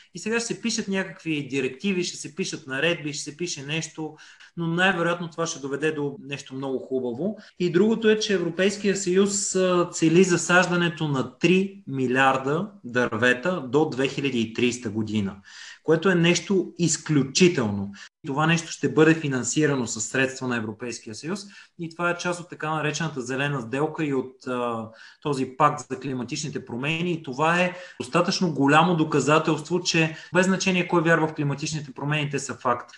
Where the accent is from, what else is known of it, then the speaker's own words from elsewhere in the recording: Gabrovo, Gabrovo Province, Bulgaria; аз съм от Габрово и съм израснал по, по горите